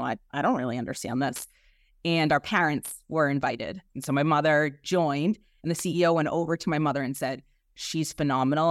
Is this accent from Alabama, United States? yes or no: no; Boston, Massachusetts, United States; accent: Boston; I am from South Boston and uh, actually a, a, Southie native